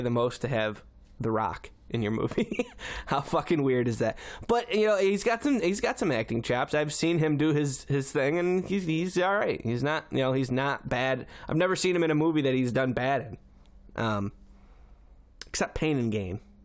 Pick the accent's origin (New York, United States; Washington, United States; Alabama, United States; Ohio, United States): New York, United States; Syracuse; I'm from Syracuse